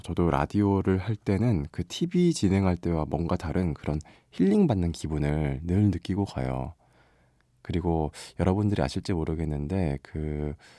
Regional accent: Busan, South Korea; now in Seoul, South Korea; 본가는 부산입니다. 예, 지금 저는 서울 MBC에 있고요

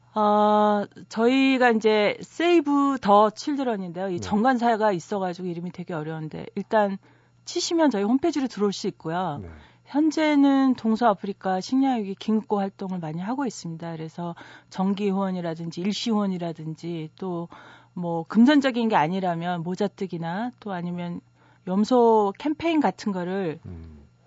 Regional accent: Hwacheon, Gangwon, South Korea; moved away; 저도 강원도 화천에서 자라서

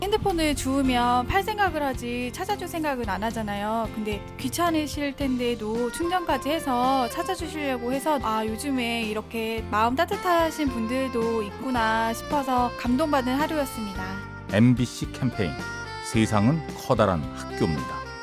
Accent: Gwangyang, South Jeolla, South Korea; moved away; 저는 광양에서 올라온

